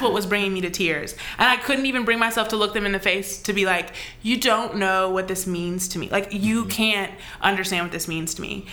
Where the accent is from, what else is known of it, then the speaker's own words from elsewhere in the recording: United States; as an American